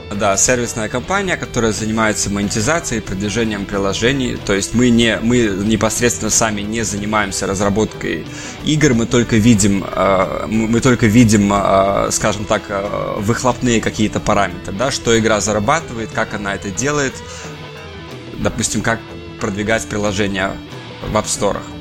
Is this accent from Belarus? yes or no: yes; Belarus; moved away as an adult; also born or lived in Saint Petersburg, Russia / Sweden; now in London, United Kingdom; я вырос сам э, в Беларуси